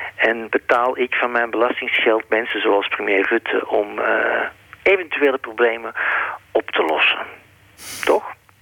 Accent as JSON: {"language": "Dutch", "country": "Belgium", "also_born_or_lived": "Netherlands", "moved": "as an adult", "lives_now": "Amsterdam, Netherlands", "said": "mijn vaderland"}